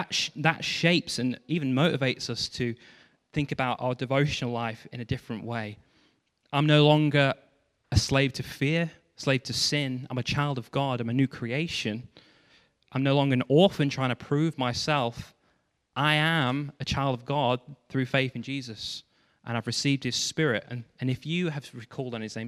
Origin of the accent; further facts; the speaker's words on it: Stafford, West Midlands, United Kingdom; moved away; I came back to my hometown, Stafford